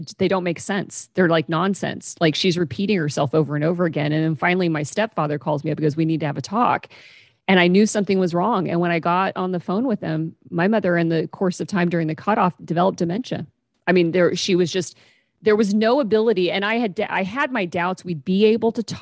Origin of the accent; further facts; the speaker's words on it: Kansas, United States; moved away as an adult; now in Pacific Northwest, United States; I moved to the Pacific Northwest and left my hometown in Kansas